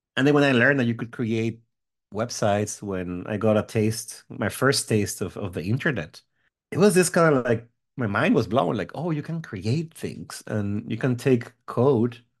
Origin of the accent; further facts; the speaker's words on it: Mexico; moved away as an adult; also born or lived in Seattle, United States; now in United States; I grew up in Mexico. Uh, I'm from Mexico. I lived there until I was about twenty-five